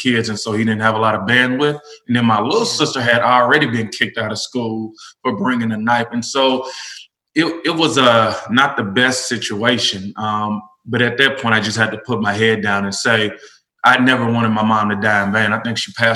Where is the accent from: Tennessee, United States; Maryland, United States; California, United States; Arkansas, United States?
Tennessee, United States; Nashville; was born and raised in Nashville, elementary through college